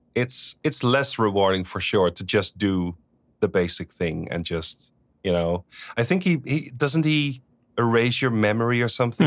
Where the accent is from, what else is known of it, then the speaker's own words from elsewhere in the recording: Netherlands; English is a second language; I'm from the Netherlands. People speak Dutch.